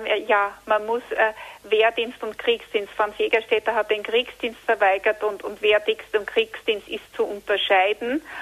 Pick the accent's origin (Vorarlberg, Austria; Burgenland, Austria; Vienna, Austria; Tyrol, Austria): Tyrol, Austria; Jetzt hätte ich noch eine Frage als Tirolerin.